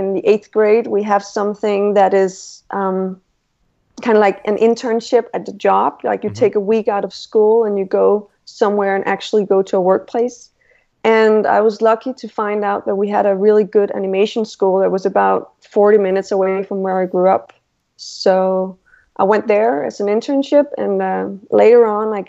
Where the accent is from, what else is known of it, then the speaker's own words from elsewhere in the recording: Randers, Central Denmark Region, Denmark; now in Copenhagen, Denmark; I'm from Denmark and I live in Copenhagen right now, but I grew up in a smaller town called Randers in Jutland